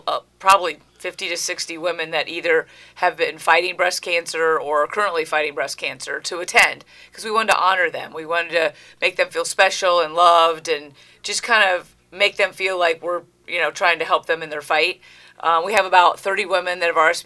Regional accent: Ohio, United States; moved away as an adult; now in Connecticut, United States; I grew up in Ohio

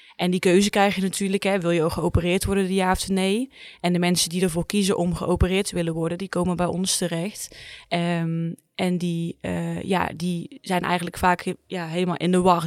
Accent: 's-Hertogenbosch, North Brabant, Netherlands; Ik kom uit Zuid-Ogenbos, maar ik werk hier in Tilburg

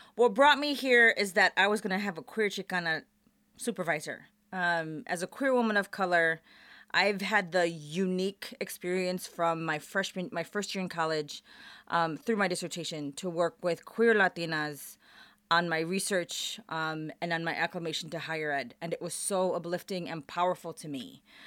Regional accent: Chicago, Illinois, United States; moved away as an adult; also born or lived in Portland, Oregon / Pullman, Washington; now in Las Vegas, United States; I was actually born and raised in Chicago.

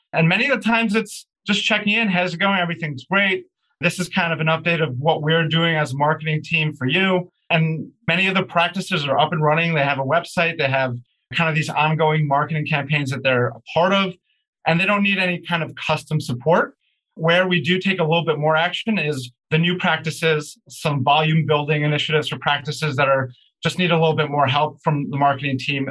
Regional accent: New Jersey, United States; also born or lived in New York City / Aventura, Florida; So I was born in New York City and lived most of my life in New Jersey

